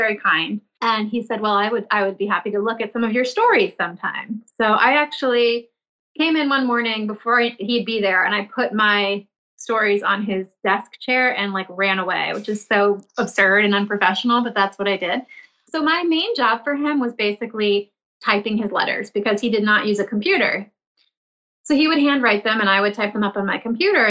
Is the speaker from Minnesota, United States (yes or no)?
no; Milton, Massachusetts, United States; I grew up in the suburbs of Boston in a town called Milton